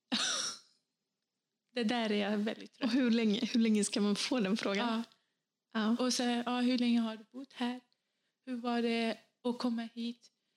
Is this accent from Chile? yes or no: no; Bosnia & Herzegovina; now in Sweden; i mitt hemland, då, i födelseland Bosnien